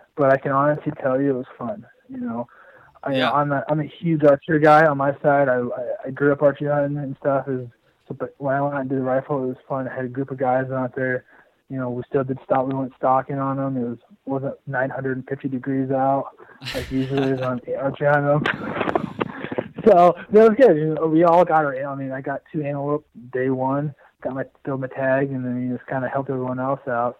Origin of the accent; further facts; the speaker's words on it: Indianola, Iowa, United States; moved away; I grew up in Iowa. I'm from you know south central Iowa, uh, south around Indianola area